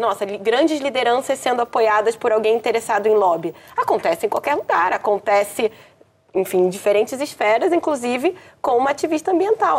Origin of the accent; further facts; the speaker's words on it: Brazil; como brasileiro